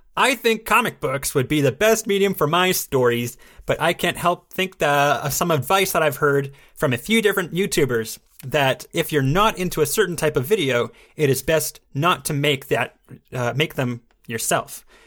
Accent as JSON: {"language": "English", "town": "Fort Smith", "region": "Arkansas", "country": "United States", "tie": "born or raised there", "moved": "yes", "said": "my hometown, Fort Smith."}